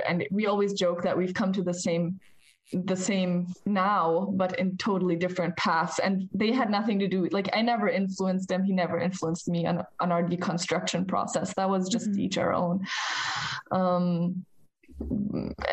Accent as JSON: {"language": "English", "country": "United States", "tie": "born or raised there", "moved": "as an adult", "lives_now": "Germany", "said": "We grew up in the States as kids with my parents. And when I turned 21, I had to leave the United States"}